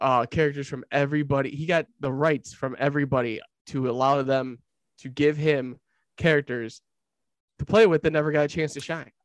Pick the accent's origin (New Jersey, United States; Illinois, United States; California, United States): Illinois, United States; Lockport; moved away; my old hometown of Lockport, Illinois